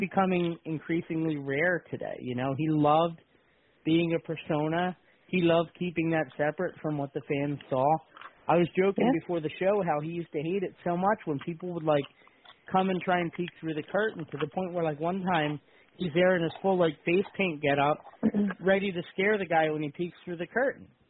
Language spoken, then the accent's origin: English; Bensalem, Pennsylvania, United States; where I grew up in Ben Salem